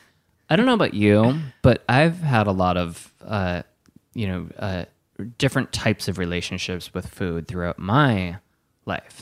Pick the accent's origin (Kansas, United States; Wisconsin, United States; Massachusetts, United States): Wisconsin, United States; moved away; also born or lived in Spain; I'm from Wisconsin, and I lived in Spain